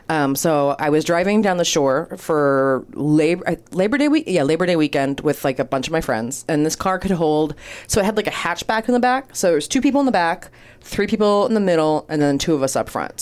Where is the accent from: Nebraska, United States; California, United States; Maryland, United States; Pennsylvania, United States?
Maryland, United States; I'm from Maryland